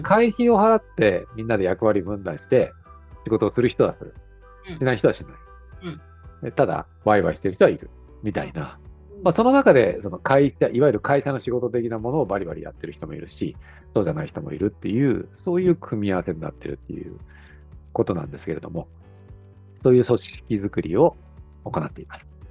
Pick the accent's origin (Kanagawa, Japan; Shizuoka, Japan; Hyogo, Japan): Kanagawa, Japan; moved away as an adult; now in Fukuoka, Japan; 僕自身はですね、もともと神奈川出身なんですけども、20年ほど前から福岡に移住しまして